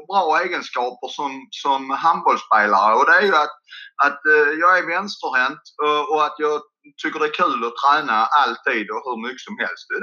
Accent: Dösjebro, Skåne, Sweden; also born or lived in Lund; now in Löddeköping, Sweden; går pågatåg igenom eh, Dösjebro. Så att det har vuxit ganska mycket. Men en, eh, en liten by eh, mellan Kävlinge och Landskrona är jag uppväxt.

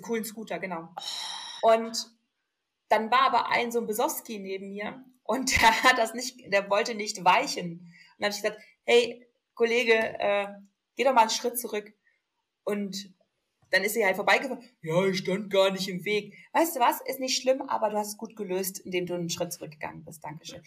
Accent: Ruhr area, North Rhine-Westphalia, Germany; now in Augsburg, Germany; ich bin ja auch aus dem Ruhrgebiet

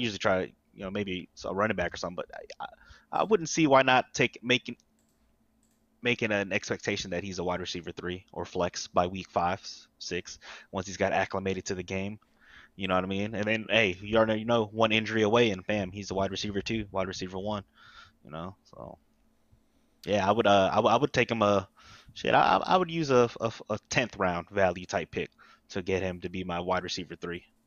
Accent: Texas, United States; speaking as a Texan

